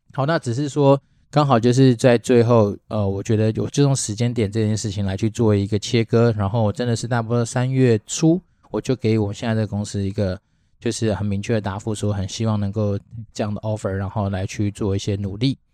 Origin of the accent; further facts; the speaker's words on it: Taiwan; 身为一个台湾人